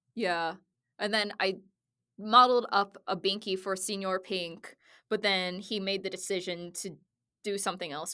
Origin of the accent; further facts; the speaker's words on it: Southwest Missouri, United States; I grew up in Southwest Missouri in like yeah. a country town